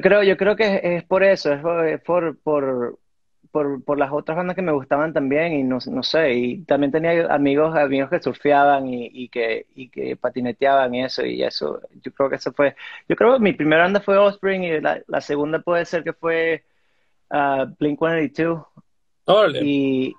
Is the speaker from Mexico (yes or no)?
no; Venezuela; moved away as an adult; also born or lived in Miami; now in United States; yo nací en Miami y, me crié en, Venezuela. Hasta los, hasta los 18 años viví allá